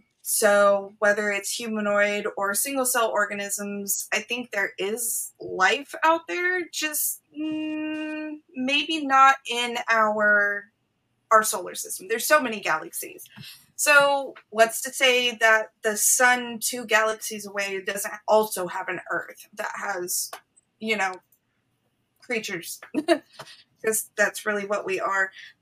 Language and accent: English; Las Vegas, Nevada, United States; Well, I mean, when you're born and raised in Vegas, tattooing doesn't seem so scary anymore.